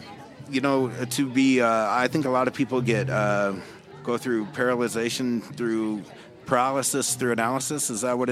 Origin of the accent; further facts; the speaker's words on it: Utah, United States; growing up in Utah allowed me the empathy of what it was like to be a minority